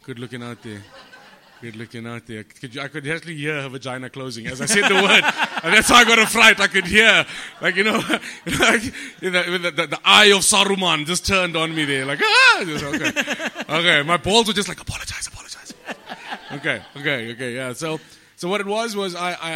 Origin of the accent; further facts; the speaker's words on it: Johannesburg, Gauteng, South Africa; I'm from El Dorado Park